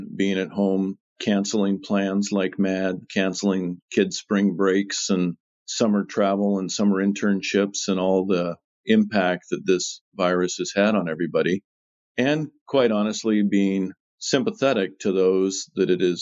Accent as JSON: {"language": "English", "town": "Seattle", "region": "Washington", "country": "United States", "tie": "born or raised there", "said": "I was born and raised in Seattle."}